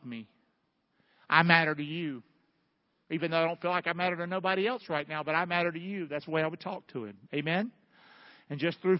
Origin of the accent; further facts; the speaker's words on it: Rockingham, North Carolina, United States; I was born in Rockingham, North Carolina.